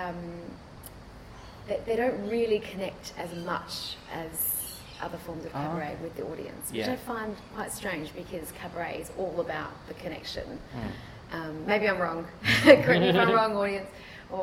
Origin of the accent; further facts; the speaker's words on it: Adelaide, South Australia, Australia; now in Melbourne, Australia; it is my hometown, and it's the Fringe as well